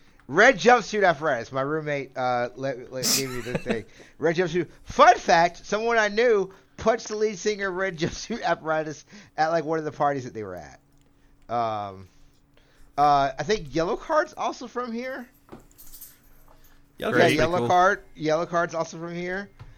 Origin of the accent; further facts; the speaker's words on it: Jacksonville, Florida, United States; I'm from Jacksonville, Florida.